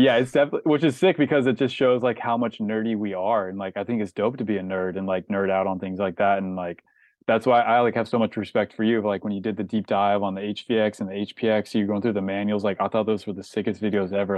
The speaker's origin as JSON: {"language": "English", "town": "Snohomish", "region": "Washington", "country": "United States", "tie": "born or raised there", "also_born_or_lived": "Maltby, Washington", "moved": "yes", "lives_now": "Los Angeles, United States", "said": "I grew up kind of in Snohomish, but I kinda grew up next to Lake Stevens"}